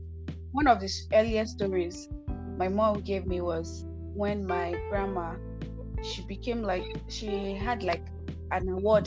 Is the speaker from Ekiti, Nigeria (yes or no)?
no; Oyo, Nigeria; I'm from Oyo State. Okay, so this reminds me, I'm from Oyo State.